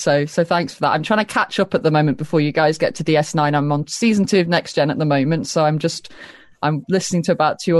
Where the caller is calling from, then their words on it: England, United Kingdom; I'm calling from England.